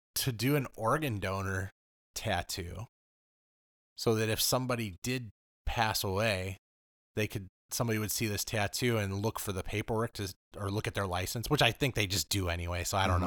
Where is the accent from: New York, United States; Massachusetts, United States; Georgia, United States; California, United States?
California, United States; Los Angeles; moved away; also born or lived in Oswego; I grew up in Los Angeles